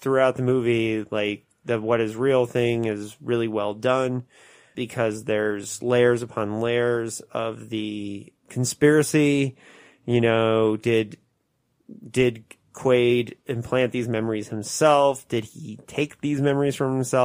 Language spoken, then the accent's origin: English; Indiana, United States; my home state of Indiana.